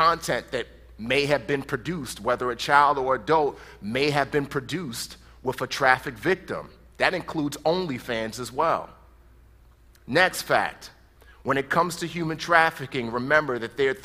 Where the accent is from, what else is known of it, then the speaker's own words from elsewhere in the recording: New York City, New York, United States; moved away; I grew up in the Bronx